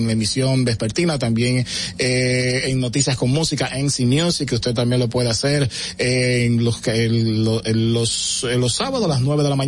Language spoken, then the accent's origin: Spanish; Dominican Republic; Yo soy dominicano